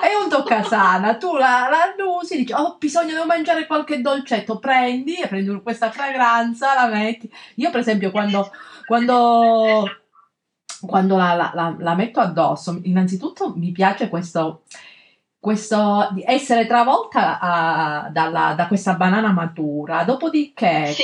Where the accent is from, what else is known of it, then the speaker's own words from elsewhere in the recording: Calabria, Italy; now in Milan, Italy; nel mio paese in, in, in, Calabria, in collina set, a 700 metri